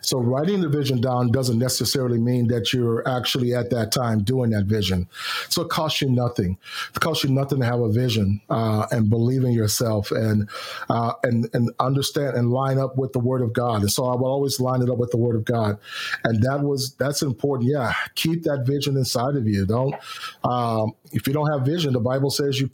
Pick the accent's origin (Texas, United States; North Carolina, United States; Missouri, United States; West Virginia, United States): Texas, United States; Houston; My hometown of Houston, Texas.